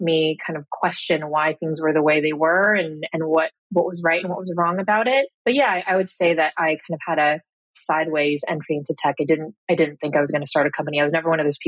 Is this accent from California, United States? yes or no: yes; Cupertino, California, United States; moved away as an adult; also born or lived in Cambridge; So I grew up in Silicon Valley. I grew up in Cupertino.